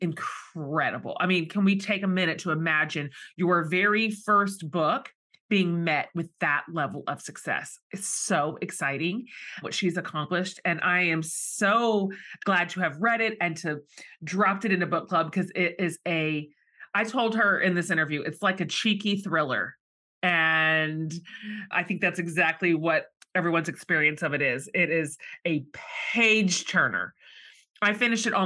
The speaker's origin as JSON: {"language": "English", "region": "Texas", "country": "United States", "said": "I am from Texas, so fall is a metaphorical concept here"}